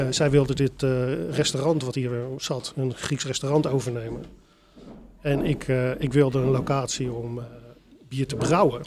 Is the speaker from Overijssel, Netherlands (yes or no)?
no; Delft, South Holland, Netherlands; mijn geboortestad. Ik ben ook echt wel heel erg verknocht in, eh, aan, aan, aan, Delft